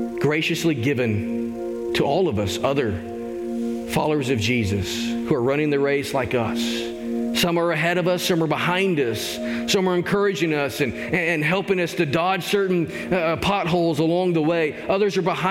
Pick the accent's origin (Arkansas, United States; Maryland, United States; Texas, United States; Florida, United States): Arkansas, United States; I grew up in Arkansas.